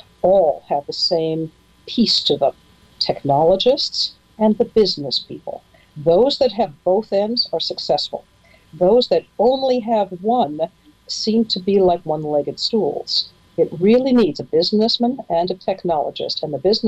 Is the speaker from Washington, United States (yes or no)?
yes; Seattle, Washington, United States; I come from Seattle, Washington